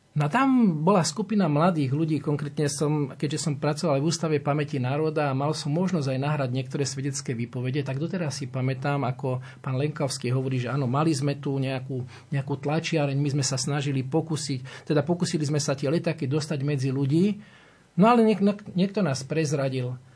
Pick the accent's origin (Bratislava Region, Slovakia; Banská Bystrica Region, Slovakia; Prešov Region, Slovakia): Prešov Region, Slovakia; Veľká Lomnica; ja pochádzam spod Vysokých Tatier, z Veľkej Lomice